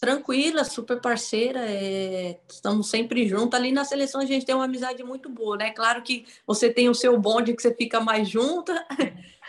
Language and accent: Portuguese; São Paulo, Brazil; moved away as an adult; also born or lived in Paraná / Foz do Iguaçu / Araraquara / São José dos Campos; now in Rome, Italy; eu sou de São Paulo